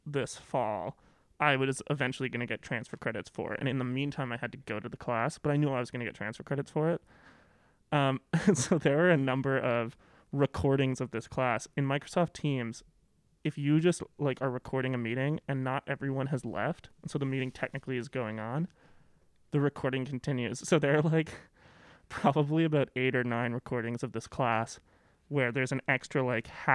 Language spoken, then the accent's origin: English; Victoria, British Columbia, Canada; moved away as an adult; now in Calgary, Canada; I'm from Victoria